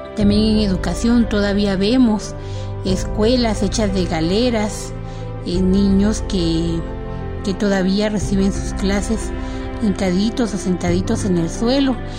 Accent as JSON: {"language": "Spanish", "country": "Guatemala", "said": "estamos viviendo como guatemaltecos"}